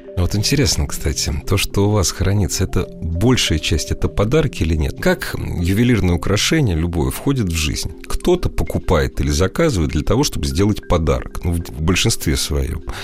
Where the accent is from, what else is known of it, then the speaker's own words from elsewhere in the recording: Moscow, Russia; мы москвичи